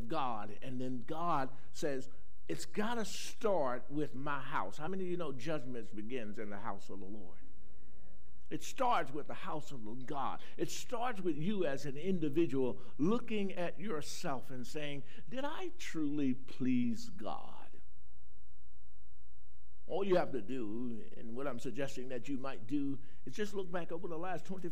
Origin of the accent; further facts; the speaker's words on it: Carolina, United States; I grew up in Carolina